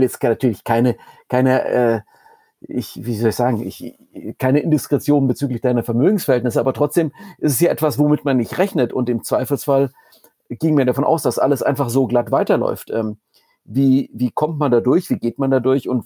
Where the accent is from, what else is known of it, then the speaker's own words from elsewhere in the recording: Heidenheim an der Brenz, Baden-Württemberg, Germany; Ich bin gebürtig aus Heidenheim an der Brenz.